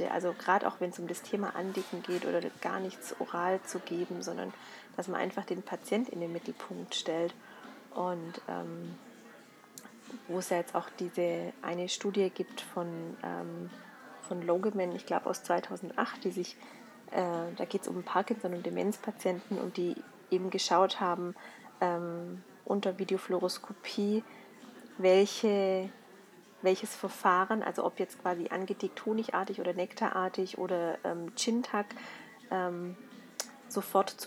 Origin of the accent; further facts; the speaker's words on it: Swabia, Germany; da muss ich als Schwabe kommen